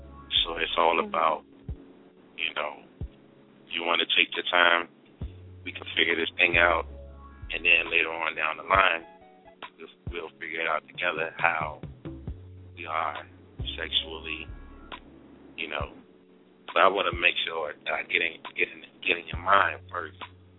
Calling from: Virginia, United States; from VA.

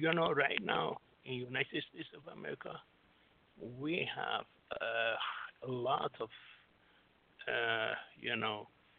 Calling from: Singapore; I'm Singapore right now, yes.

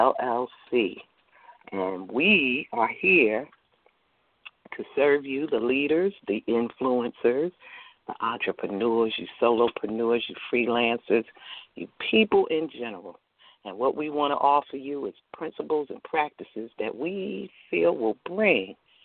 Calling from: Chesterfield, Virginia, United States; I am calling in from Virginia, the Richmond area, Chesterfield, to be specific.

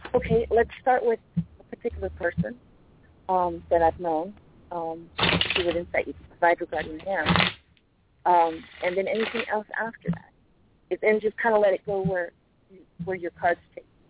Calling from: Mountain View, California, United States; calling from Mountain View, California

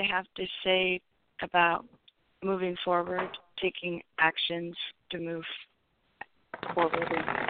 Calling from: California, United States; I'm calling from California.

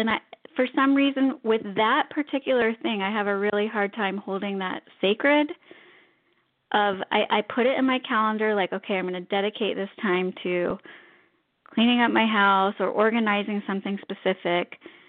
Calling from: Orlando, Florida, United States; I'm calling from Orlando, Florida.

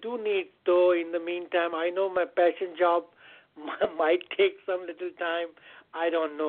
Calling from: Connecticut, United States; I'm calling from Connecticut.

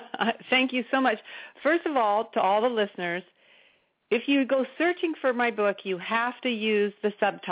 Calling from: Chico, California, United States; I'm in Chico, California, where I live.

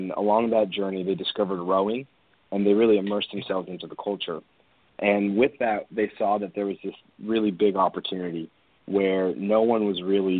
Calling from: California, United States; I'm calling here from Orange County in our corporate offices.

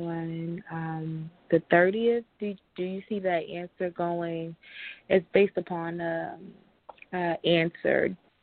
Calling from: New York, United States; calling from New York.

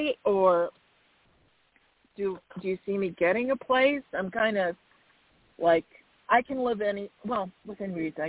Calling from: Arizona, United States; I'm …, and I'm from Arizona.

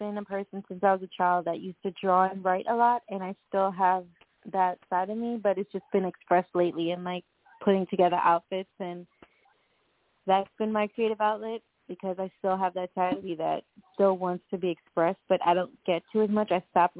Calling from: Long Island, New York, United States; I'm calling from Long Island, New York.

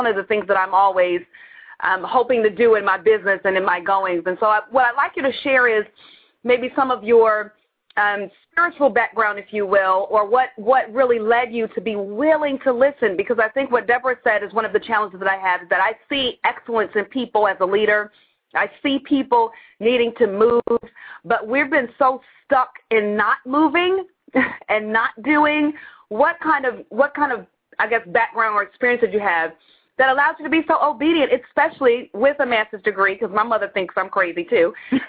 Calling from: Baltimore, Maryland, United States; calling from Baltimore, Maryland.

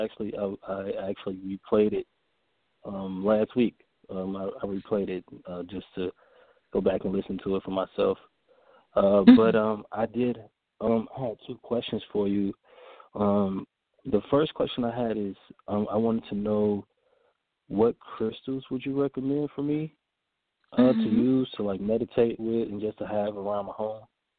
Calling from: Indianapolis, Indiana, United States; I'm calling from Indianapolis.

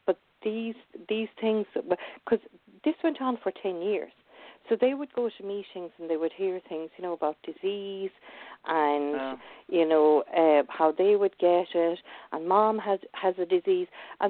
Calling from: Ireland; also born or lived in England; So I'm actually ringing from England, but I live in Ireland.

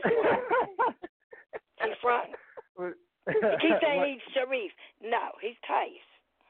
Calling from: New York City, New York, United States; I'm calling from the Bronx, New York.

